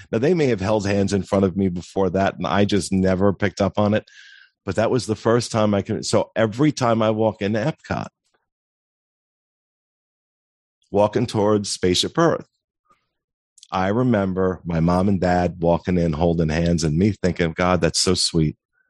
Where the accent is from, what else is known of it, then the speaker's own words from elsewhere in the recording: New Jersey, United States; Well, I'm from New Jersey.